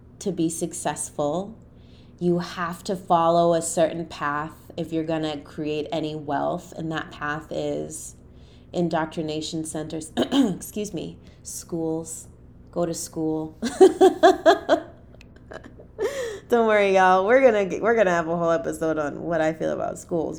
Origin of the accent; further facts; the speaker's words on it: Boston, Massachusetts, United States; I grew up in the inner city, you know, I'm from Boston. So I grew up in Roxbury